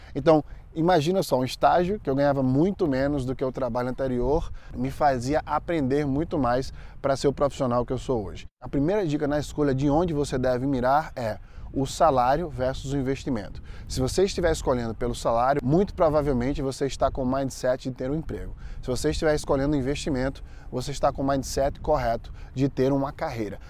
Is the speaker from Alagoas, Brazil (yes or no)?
yes; Maceió, Alagoas, Brazil; moved away as an adult; now in United States; lá em Maceió, onde eu nasci e fui criado